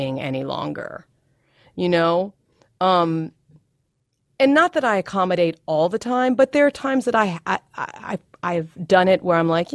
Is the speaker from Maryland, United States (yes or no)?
yes; Baltimore, Maryland, United States; I grew up in Baltimore